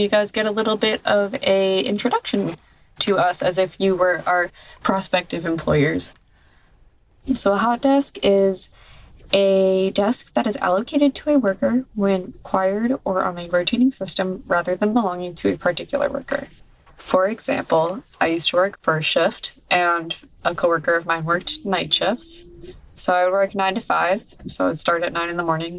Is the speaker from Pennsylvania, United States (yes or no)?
no; Central Massachusetts, United States; also born or lived in South Shore, Massachusetts / MetroWest, Massachusetts; I'm from Central Massachusetts, and then I moved to the South Shore